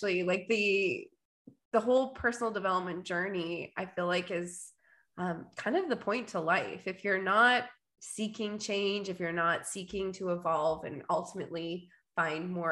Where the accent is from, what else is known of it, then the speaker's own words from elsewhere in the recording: Winnipeg, Manitoba, Canada; I am a Canadian girl. I am from Winnipeg, born and raised, living in the prairies